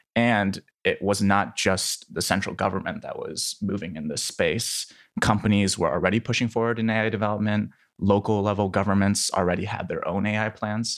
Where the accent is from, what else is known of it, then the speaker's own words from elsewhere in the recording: Iowa City, Iowa, United States; also born or lived in Shanghai, China; I was born in Shanghai and then moved to Iowa City when I was three